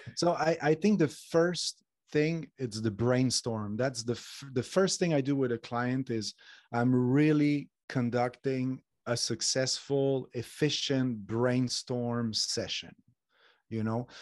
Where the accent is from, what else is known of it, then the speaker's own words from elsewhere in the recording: Montreal, Quebec, Canada; now in Spain; I'm from Montreal. I live in Spain